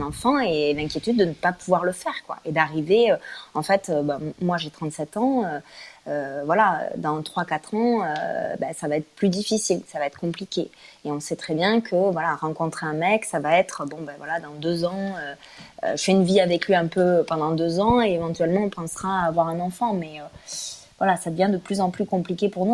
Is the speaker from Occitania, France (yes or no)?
yes; Toulouse, Occitania, France; now in Paris, France; avec mon accent, donc je viens de Toulouse